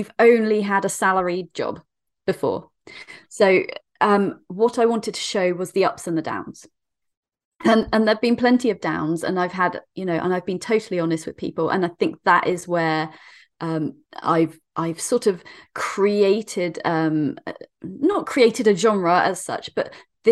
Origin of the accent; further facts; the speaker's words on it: Dorset, South West England, United Kingdom; I'm from Dorset in the UK.